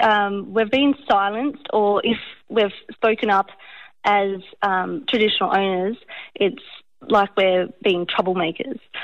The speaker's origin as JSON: {"language": "English", "town": "Port Macquarie", "region": "New South Wales", "country": "Australia", "tie": "born or raised there", "said": "I grew up in Port Macquarie"}